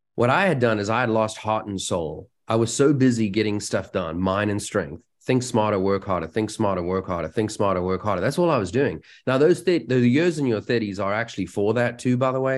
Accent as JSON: {"language": "English", "country": "South Africa", "moved": "yes", "said": "I come from South Africa"}